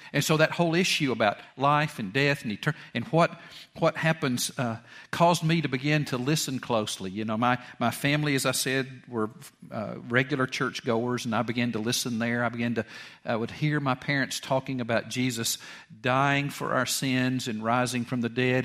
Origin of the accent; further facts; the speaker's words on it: Georgia, United States; went to West Georgia College out in Carrollton and I, and there in my hometown